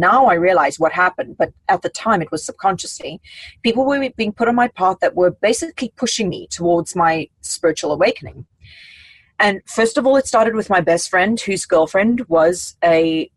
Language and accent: English; South Africa; moved away; I come from South Africa